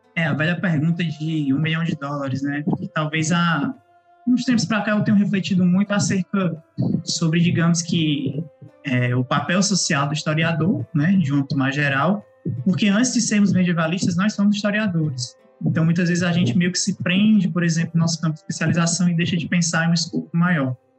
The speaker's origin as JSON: {"language": "Portuguese", "region": "Ceará", "country": "Brazil", "said": "vocês devem estar percebendo pelo sotaque, eu não sou do eixo, sou sudeste, né? Sou cearense"}